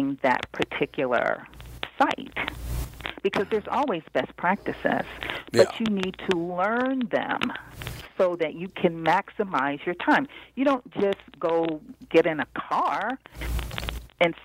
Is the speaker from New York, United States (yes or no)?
no; Cincinnati, Ohio, United States; now in Washington, D.C., United States; I grew up in Cincinnati, Ohio. I've been in the D.C. area for blah, blah, blah, many years.